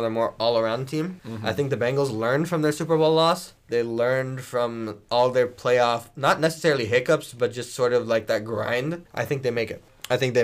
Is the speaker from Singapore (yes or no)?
no; Canada; I am Canadian